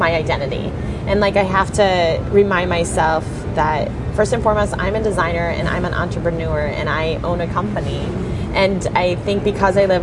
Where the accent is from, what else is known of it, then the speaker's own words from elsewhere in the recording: Midwest, United States; accent: Midwest; my Midwest accent